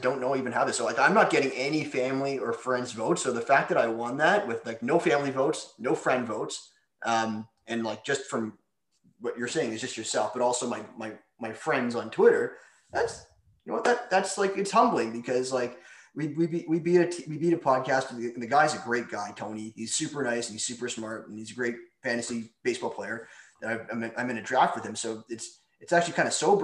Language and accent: English; Canada; I'm from Canada, where like hockey originated